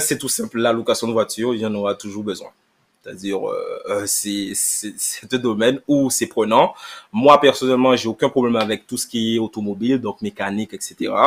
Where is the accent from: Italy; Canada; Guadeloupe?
Guadeloupe; Sainte-Rose; je suis Guadeloupéen, je suis Guadeloupéen, donc euh, je suis euh, Saint-Rosien